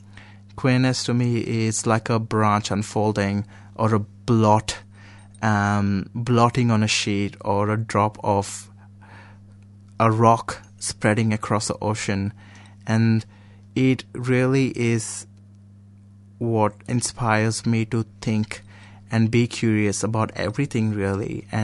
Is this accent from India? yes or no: yes; India; first language Konkani; English is a second language; They're all Indian, except for English. So Konkani, which is my mother tongue. I speak Marathi and Hindi. I speak Kannada. And then English, that's five.